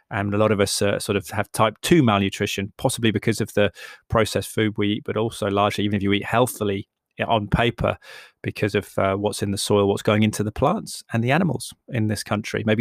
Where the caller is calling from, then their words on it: Cheltenham, South West England, United Kingdom; Uh, I'm speaking from Cheltenham, by the way, in the west of England, in case you're new to the podcast.